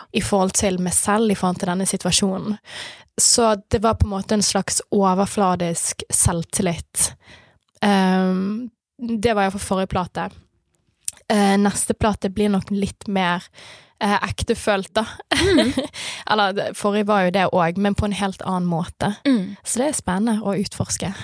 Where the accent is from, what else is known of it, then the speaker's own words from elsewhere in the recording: Bergen, Vestland, Norway; vennene mine som mm. jeg vokste opp med i Skuteviken òg